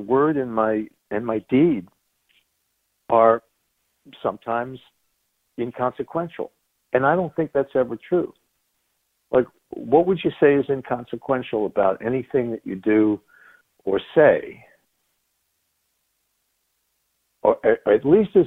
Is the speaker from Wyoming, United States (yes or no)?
no; Long Island, New York, United States; also born or lived in Chicago; I was born in New York on Long Island. Grew up in the 60s.